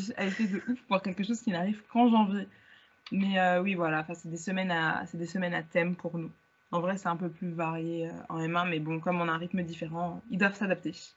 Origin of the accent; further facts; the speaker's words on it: Val-de-Marne, Paris region, Île-de-France, France; also born or lived in Hauts-de-Seine (92); j'ai toujours vécu en région parisienne. Je suis née dans le 92, j'ai grandi dans le 94